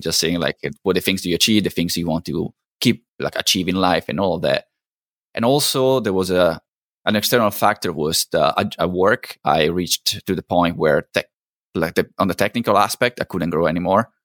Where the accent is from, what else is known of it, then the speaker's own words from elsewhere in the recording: Italy; moved away as an adult; also born or lived in New Zealand; now in Canada; I'm originally from Italy, so I was born and, and, and grew up in Italy